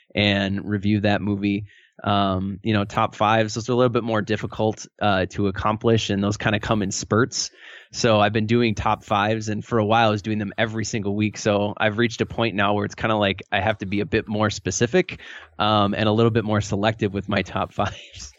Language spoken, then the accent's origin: English; Milwaukee, Wisconsin, United States; I've grown up in the Midwest all my life. I grew up in the Milwaukee area